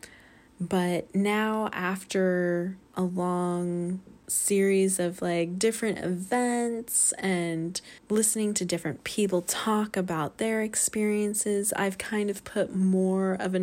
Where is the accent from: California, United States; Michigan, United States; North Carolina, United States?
North Carolina, United States; I'm from North Carolina